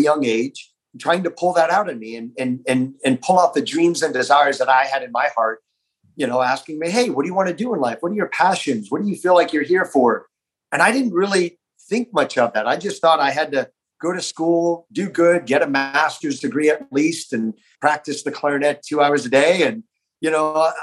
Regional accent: South Florida, United States; I grew up in South Florida

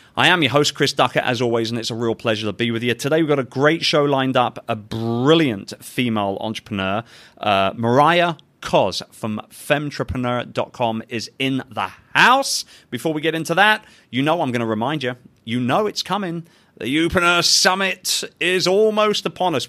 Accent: London, United Kingdom; London, England, baby, my hometown.

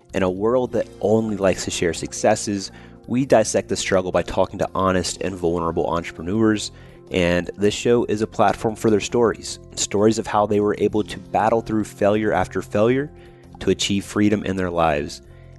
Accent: Georgia, United States; So I'm from Georgia, so it's very appropriate.

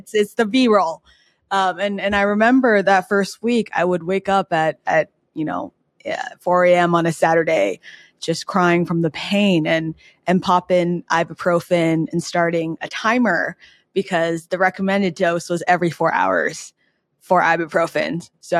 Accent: New York, United States; now in Los Angeles, United States; And noted too, in LA, I, as a New Yorker, I didn't know how to drive

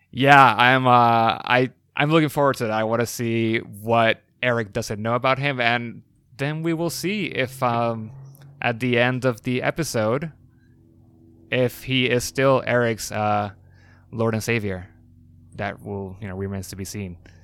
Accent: Puerto Rico; I am from Puerto Rico, so you know, I'm uh, I'm Hispanic as well

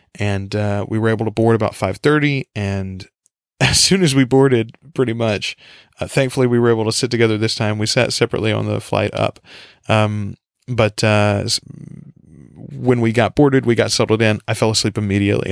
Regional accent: United States; accent: country

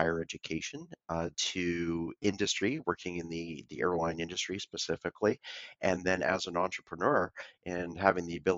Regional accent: Vancouver, British Columbia, Canada; I was born and raised in Vancouver, Canada.

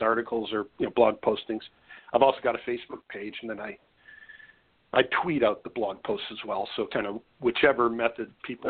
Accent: Wisconsin, United States; I grew up in Wisconsin

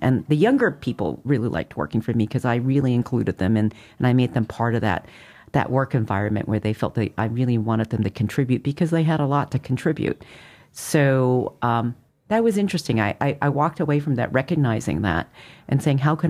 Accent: Montreal, Quebec, Canada; now in United States; I grew up in Montreal

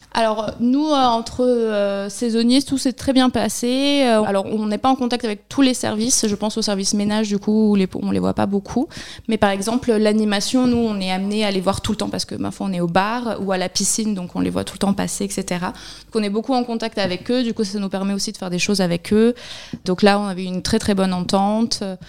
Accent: Barcelona, Catalonia, Spain; also born or lived in Pyrénées-Orientales, France / Mexico / Ecuador; now in Argelès-sur-Mer, France; je suis originaire de la région, mais j'ai grandi à Barcelone

